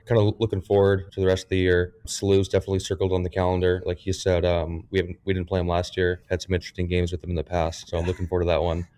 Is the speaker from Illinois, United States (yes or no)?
no; Aurora, Colorado, United States; moved away as an adult; now in St. Louis, United States; I was born and raised in Aurora, Colorado.